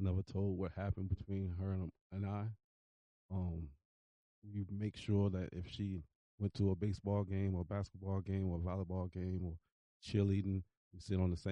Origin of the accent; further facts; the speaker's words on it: Virginia Beach, Virginia, United States; I was born in Virginia Beach in the Rosemont Road area.